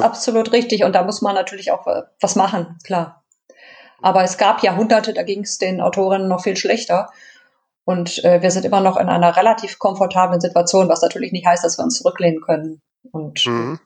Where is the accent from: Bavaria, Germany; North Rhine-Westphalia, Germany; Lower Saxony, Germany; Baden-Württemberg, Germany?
North Rhine-Westphalia, Germany; Düsseldorf; ich bin in der großen Stadt geboren